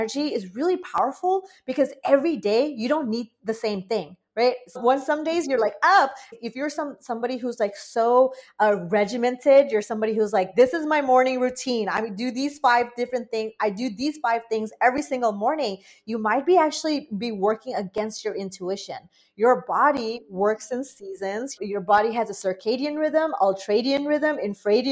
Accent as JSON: {"language": "English", "country": "Bangladesh", "tie": "born or raised there", "moved": "yes", "lives_now": "United States", "said": "I'm an immigrant to the United States. I grew up in Bangladesh for, you know, many years."}